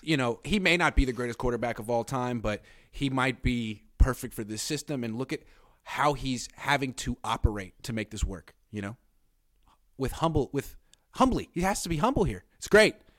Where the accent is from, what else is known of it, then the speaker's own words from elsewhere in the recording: Oakland, California, United States; I'm from Oakland.